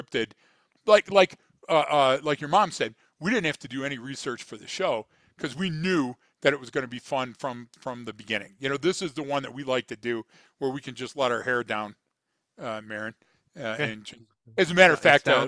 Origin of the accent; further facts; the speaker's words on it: Detroit, Michigan, United States; I'm from Detroit